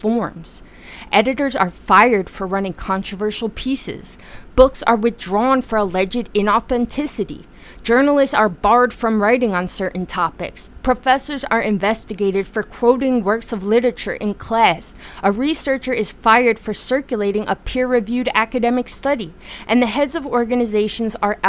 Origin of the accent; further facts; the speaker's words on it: United States; my experience as an American